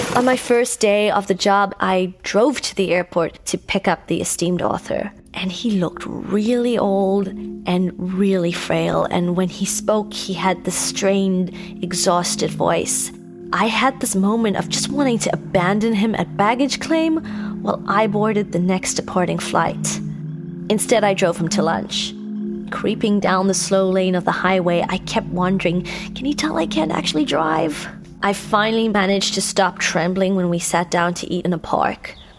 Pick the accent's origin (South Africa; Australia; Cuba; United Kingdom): South Africa; Cape Town, Western Cape; moved away as an adult; now in Los Angeles, United States; in Cape Town to be specific, my hometown.